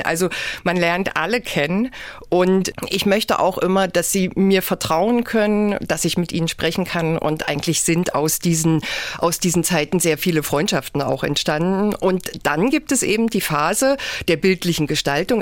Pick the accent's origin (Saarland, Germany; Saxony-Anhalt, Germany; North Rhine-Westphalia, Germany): Saxony-Anhalt, Germany; Haldensleben; also born or lived in Magdeburg; ich bin Jahrgang 67 und in Haldensleben geboren